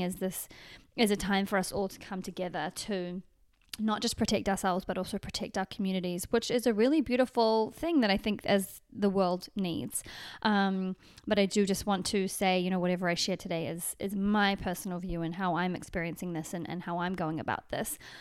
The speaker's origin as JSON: {"language": "English", "country": "New Zealand", "moved": "yes", "lives_now": "Los Angeles, United States", "said": "back into New Zealand, which is my home country from Los Angeles, which is my, kind of my current home."}